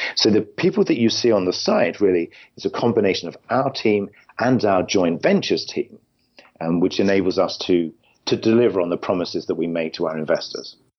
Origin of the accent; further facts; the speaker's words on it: London, United Kingdom; moved away as an adult; now in California, United States; I'm originally from London, in England